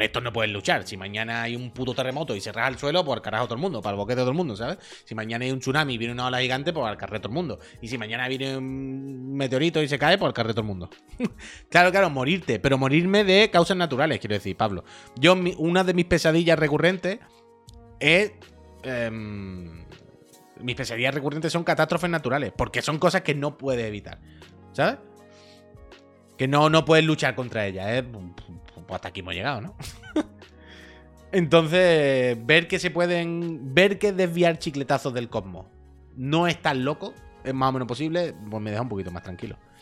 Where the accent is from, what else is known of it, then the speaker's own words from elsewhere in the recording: Campo de Gibraltar, Andalusia, Spain; del campo de Gibraltar, de mi tierra